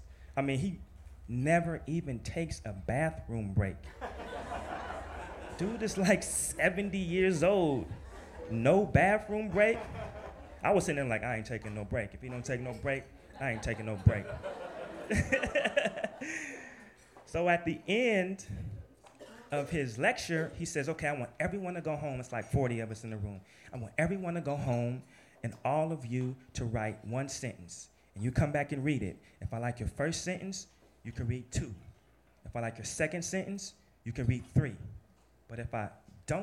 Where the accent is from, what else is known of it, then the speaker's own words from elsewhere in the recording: Portland, Oregon, United States; moved away as an adult; now in New York, United States; I'm from Portland, Oregon